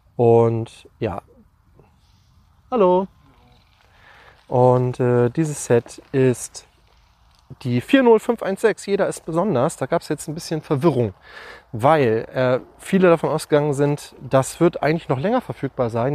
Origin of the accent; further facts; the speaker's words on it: Lüneburg, Lower Saxony, Germany; bei uns in Lüneburg